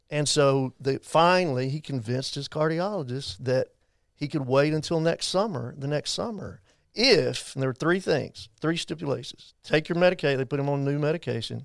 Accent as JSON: {"language": "English", "town": "Abilene", "region": "Texas", "country": "United States", "tie": "born or raised there", "said": "Growing up in Abilene, I was not gonna go to A C U"}